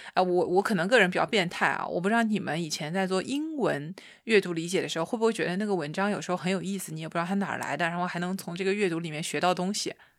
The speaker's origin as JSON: {"language": "Chinese", "country": "China", "moved": "as an adult", "lives_now": "Japan", "said": "我告诉他我是一个中国姑娘"}